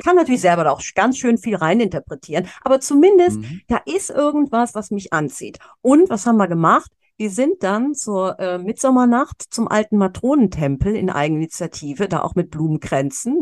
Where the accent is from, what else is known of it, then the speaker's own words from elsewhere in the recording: Cologne, North Rhine-Westphalia, Germany; moved away as an adult; ich komme aus Köln, ja, ich ja. bin hier geboren, auch wenn ich mhm. auch jahrelang im Ausland gelebt habe